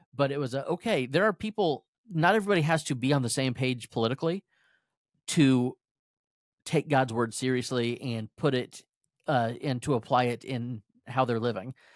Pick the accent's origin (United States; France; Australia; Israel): United States; As an American